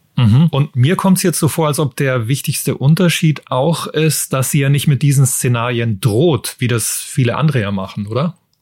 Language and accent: German; Germany; bei uns in Deutschland